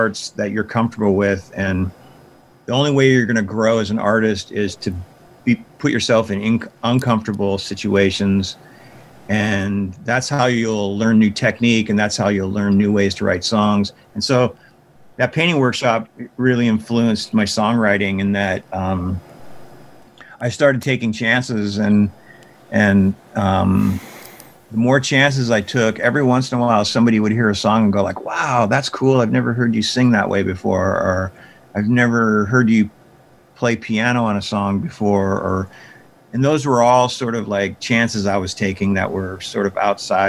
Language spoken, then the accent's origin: English; Big Sandy, Montana, United States; I decided to build a skate park in Big Sandy. That was kind of a big deal because it was my hometown